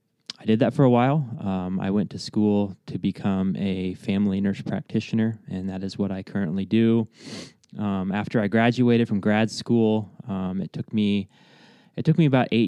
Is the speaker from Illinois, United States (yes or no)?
yes; Aledo, Illinois, United States; So I was born in Alito, Illinois at Mercer County Hospital. I spent...